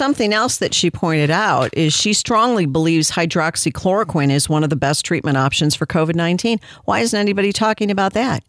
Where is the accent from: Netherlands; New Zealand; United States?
United States